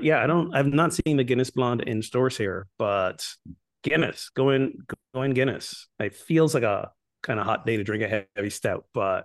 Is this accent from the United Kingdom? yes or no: no; Barbados; I'm from Barbados. I'll be all right. I think I'll be all right.